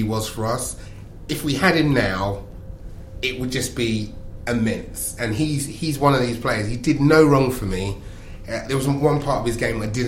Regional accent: London, United Kingdom; I was brought up in South London

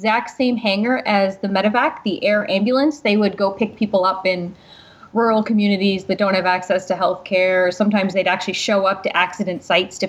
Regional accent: Newfoundland and Labrador, Canada; I'm from Newfoundland, Canada.

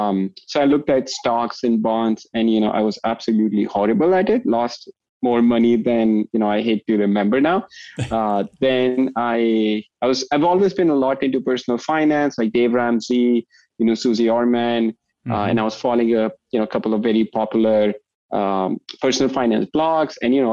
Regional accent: India; moved away as an adult; also born or lived in New York / Chicago / California; now in Toronto, Canada; So I moved here from India, you know, so shocker, I'm not from Texas originally. I moved here from India right after high school. So I was 18 when I moved to New York.

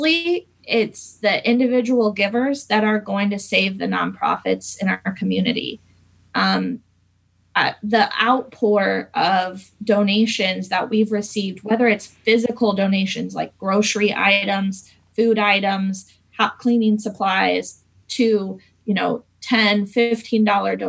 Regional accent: Fishers, Indiana, United States; I grew up in Fishers. I actually am a Hamilton Southeastern graduate. Lived here my whole life

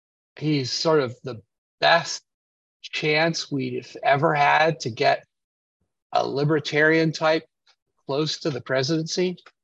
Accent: United States; I'm an American patriot, but I'm a patriot to the country and the Constitution

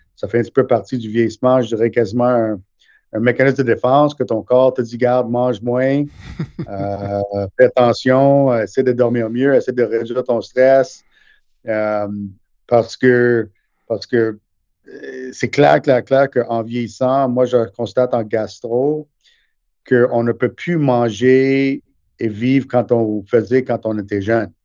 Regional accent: Montreal, Quebec, Canada; also born or lived in India; je suis né en Inde, euh, mais on a déménagé ici quand j'avais neuf mois

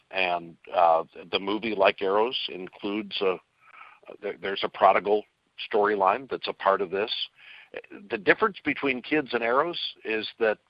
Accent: Kirkwood, Missouri, United States; Well, I grew up in Kirkwood, Missouri.

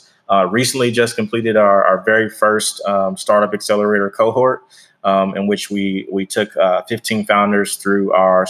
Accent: Wichita, Kansas, United States; now in Texas, United States; so I'm originally from Kansas, Wichita, Kansas. And my family moved here in about 2008

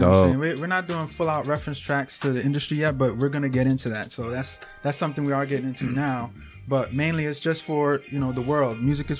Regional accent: New York City, New York, United States; now in Schenectady, United States; Yeah, I'm from Brooklyn, New York. Right now, upstate New York in Schenectady.

